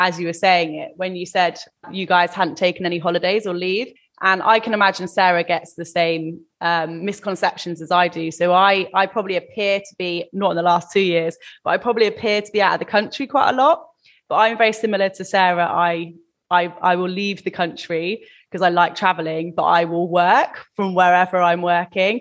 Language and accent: English; England, United Kingdom; I'm obviously English